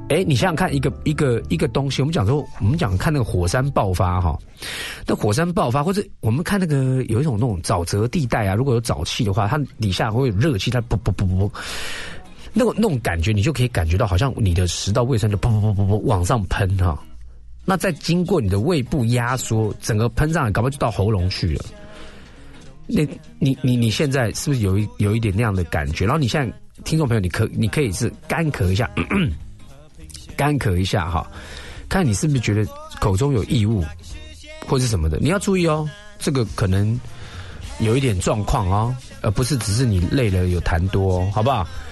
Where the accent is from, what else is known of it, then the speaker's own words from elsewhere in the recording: Taiwan; 我们台湾人